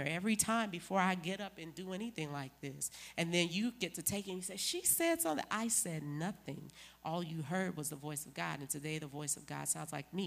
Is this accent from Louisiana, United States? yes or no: yes; New Orleans, Louisiana, United States; moved away; I'm from New Orleans